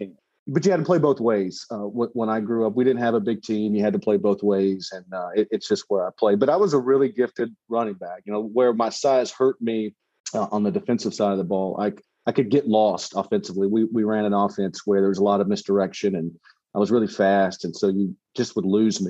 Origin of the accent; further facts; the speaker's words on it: Alabama, United States; I grew up in Alabama, where football is everything